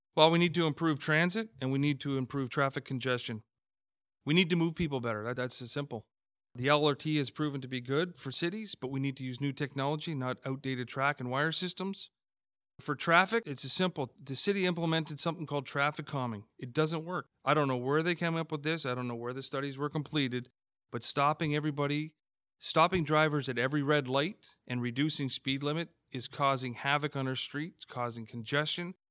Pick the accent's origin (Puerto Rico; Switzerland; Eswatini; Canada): Canada; Hamilton, Ontario; Born and raised in Hamilton, grew up on the West Mountain